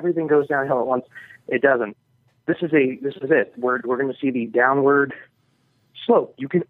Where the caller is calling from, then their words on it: New York, United States; from New York